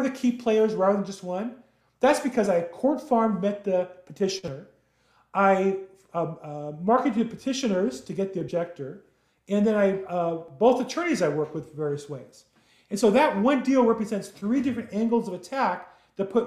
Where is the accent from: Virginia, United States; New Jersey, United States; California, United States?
California, United States; Los Angeles; I grew up in Los Angeles, California